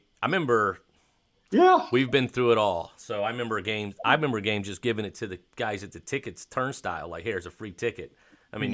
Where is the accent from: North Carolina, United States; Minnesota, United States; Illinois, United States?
North Carolina, United States; Raleigh; also born or lived in San Jose, California; So I'm originally from San Jose, California. Okay. So the Niners were my team, and when we moved to Raleigh when I was seven.